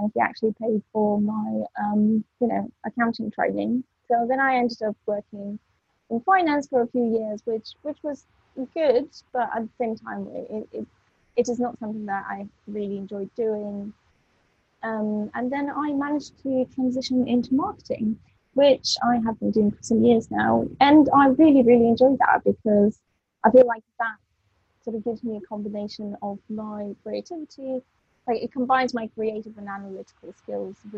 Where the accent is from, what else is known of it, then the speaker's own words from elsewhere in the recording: southern Ukraine, Ukraine; first language Russian; English is a second language; moved away as an adult; now in United Kingdom; I was born during Soviet Union times and I grew up in a very small town in the south of Ukraine